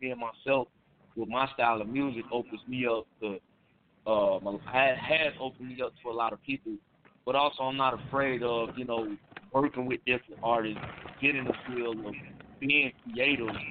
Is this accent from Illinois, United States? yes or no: yes; Chicago, Illinois, United States; I'm from Chicago where the scene is very diverse